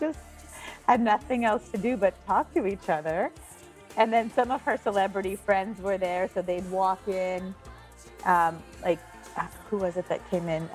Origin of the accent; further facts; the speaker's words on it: Montreal, Quebec, Canada; moved away as an adult; now in New York, United States; my hometown of Montreal